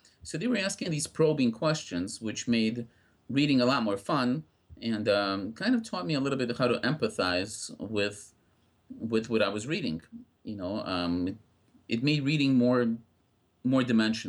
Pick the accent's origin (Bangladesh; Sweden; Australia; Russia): Russia; now in United States; As you may tell by my accent, I was not born in the United States. I came with my family in 1980 from Russia. We came as refugees.